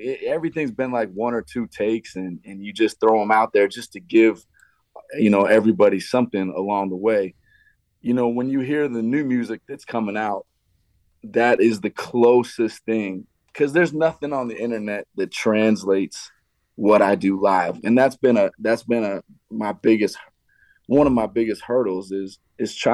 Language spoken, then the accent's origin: English; Montana, United States; moved away as an adult; also born or lived in New York; now in Las Vegas, United States; growing up in Montana